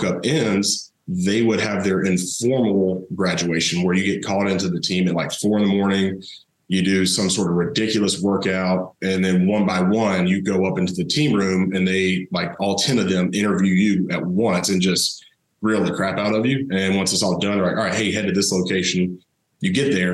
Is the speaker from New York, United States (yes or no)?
no; Thomasville, Georgia, United States; I grew up down in South Georgia, Thomasville, home of Charlie Ward